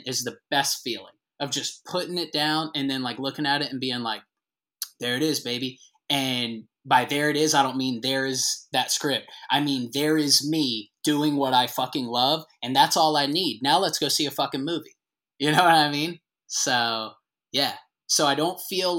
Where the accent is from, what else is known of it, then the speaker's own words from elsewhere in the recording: the South, United States; moved away as an adult; also born or lived in Atlanta; I kind of moved back to like my hometown during COVID, because for better or worse, as we know in the South, the small towns kind of just kept existing.